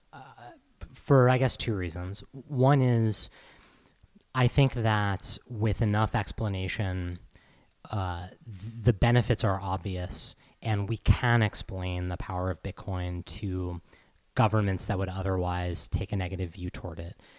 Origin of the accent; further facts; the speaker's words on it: Massachusetts, United States; moved away; I'm from Massachusetts originally